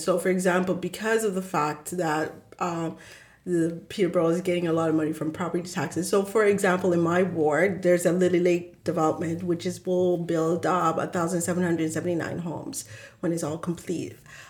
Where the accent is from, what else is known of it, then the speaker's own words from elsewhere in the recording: Zimbabwe; moved away; When I lived in Sudbury, I love telling this story, but we moved and we're coming from Zimbabwe.